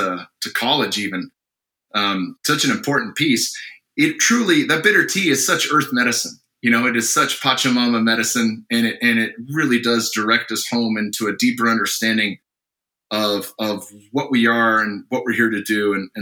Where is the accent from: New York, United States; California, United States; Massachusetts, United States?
California, United States; Sunnyvale; also born or lived in Cupertino, California; I grew up in Sunnyvale and Cupertino.